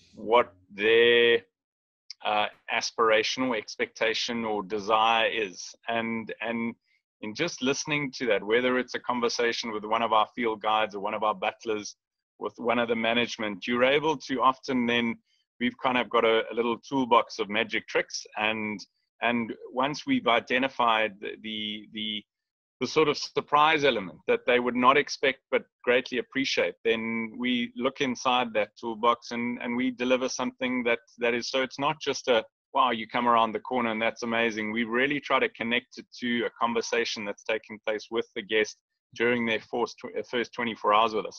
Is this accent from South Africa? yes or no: yes; Lion Sands, Kruger National Park area, Mpumalanga, South Africa; we we grew up on the Lion Sands property